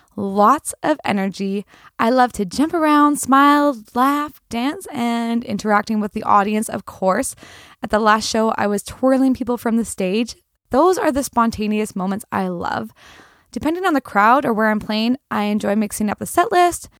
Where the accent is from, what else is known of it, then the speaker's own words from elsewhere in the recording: the Kootenays, British Columbia, Canada; Growing up in the Kootenays, your family listened to country music